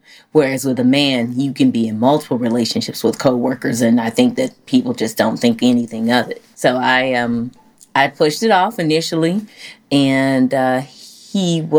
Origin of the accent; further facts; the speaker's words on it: Chicago, Illinois, United States; now in Dallas, United States; I'm from Chicago, where men are very aggressive.